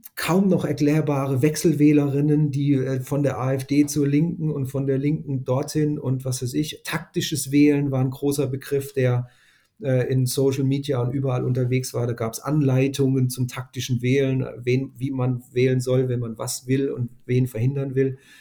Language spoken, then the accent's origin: German; Northern Germany, Germany; würden wir vielleicht als Norddeutsche sagen